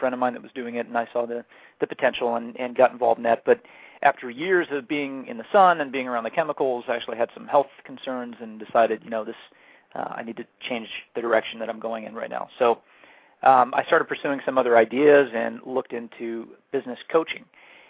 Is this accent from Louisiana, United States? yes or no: no; San Diego, California, United States; now in Atlanta, United States; Yeah, I was raised in San Diego, which is very mild weather, but I've been here for 22 years